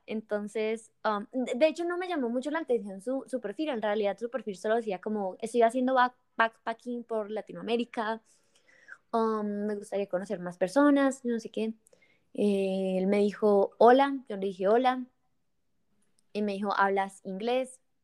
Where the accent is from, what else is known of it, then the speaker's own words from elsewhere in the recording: Bucaramanga, Santander, Colombia; also born or lived in Bogotá; Entonces yo soy de Bucaramanga y en ese momento estaba en Bucaramanga